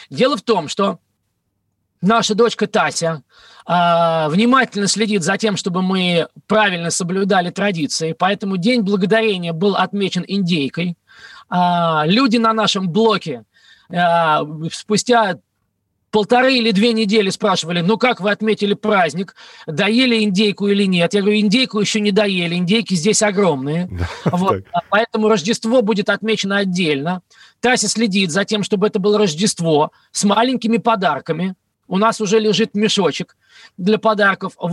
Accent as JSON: {"language": "Russian", "country": "Russia", "said": "я никуда из России не уезжал в том смысле, в котором многие себе представляют. Это моя родина."}